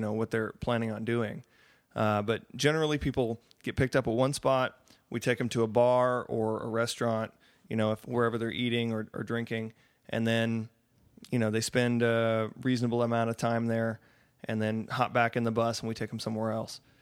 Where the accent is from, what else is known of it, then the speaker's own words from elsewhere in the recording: Austin, Texas, United States; we're from Austin. Myself and my booking agents are all from Austin